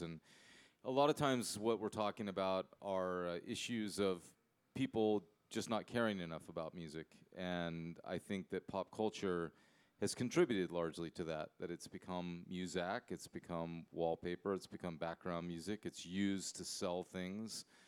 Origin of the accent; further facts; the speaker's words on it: United States; I'm I'm American. I'm an English speaker